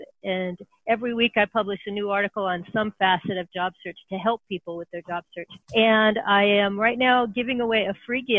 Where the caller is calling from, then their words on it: San Francisco Bay Area, California, United States; Oh, I'm calling from the San Francisco Bay Area. And this is where I have my office.